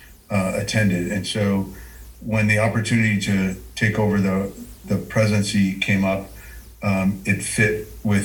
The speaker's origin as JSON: {"language": "English", "town": "Moscow", "region": "Idaho", "country": "United States", "tie": "born or raised there", "said": "I grew up in Moscow"}